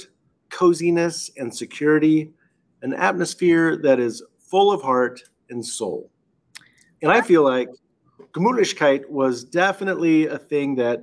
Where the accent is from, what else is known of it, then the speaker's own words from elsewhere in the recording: Seattle, Washington, United States; growing up in Seattle